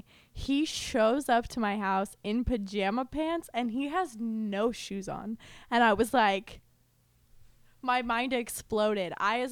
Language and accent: English; Boise, Idaho, United States; moved away as an adult; also born or lived in Las Vegas; now in Los Angeles, United States; I'm from Boise, Idaho.